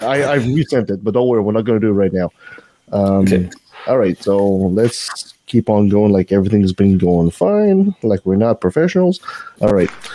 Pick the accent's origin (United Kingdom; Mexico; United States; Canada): Canada; I'm French Canadian